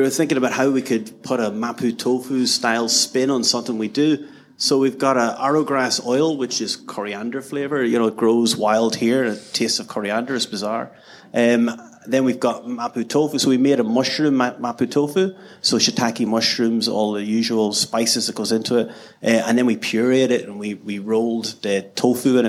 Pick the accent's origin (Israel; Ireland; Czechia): Ireland; being Irish